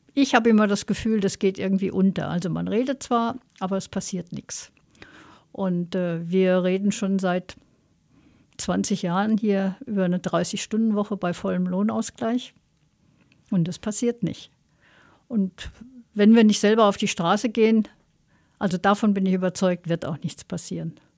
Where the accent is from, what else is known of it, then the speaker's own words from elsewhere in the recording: Austria; als Österreicher